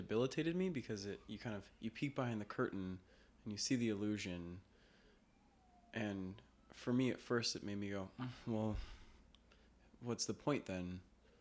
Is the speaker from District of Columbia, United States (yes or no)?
no; Denver, Colorado, United States; also born or lived in Los Angeles, California; now in New York City, United States; I grew up in Denver